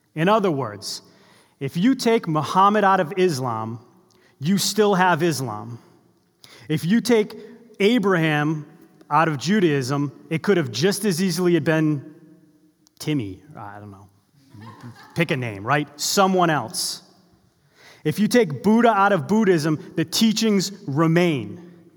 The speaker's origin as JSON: {"language": "English", "town": "Boston", "region": "Massachusetts", "country": "United States", "tie": "born or raised there", "said": "I grew up in the Boston area"}